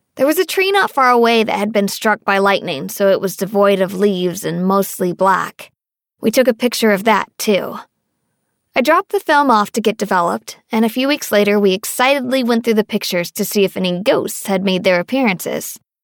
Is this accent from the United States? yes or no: yes; Northern Virginia, United States; born or raised there